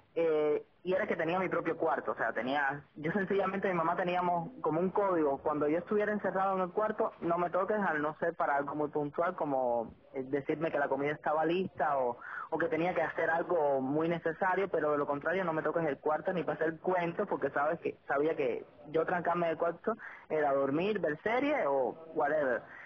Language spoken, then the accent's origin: Spanish; Sagua la Grande, Villa Clara, Cuba; moved away as an adult; now in Santa Clara, Cuba; somos de Sagua, somos paisanas